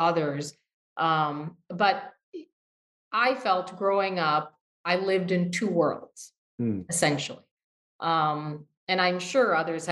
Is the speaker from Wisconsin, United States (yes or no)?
yes; Wisconsin, United States; also born or lived in Michigan / Ohio; we had a very pleasant life growing up in Wisconsin